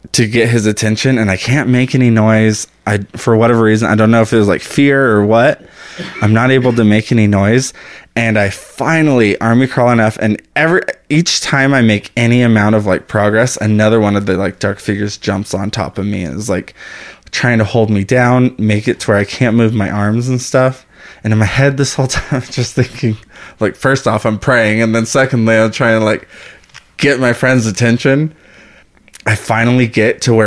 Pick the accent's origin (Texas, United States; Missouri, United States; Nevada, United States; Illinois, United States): Texas, United States; El Paso; moved away; also born or lived in Austin, Texas; I'm from El Paso